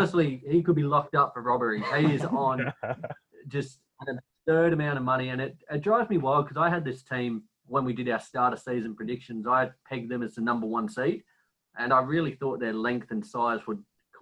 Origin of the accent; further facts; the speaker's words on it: Australia; I'm Australian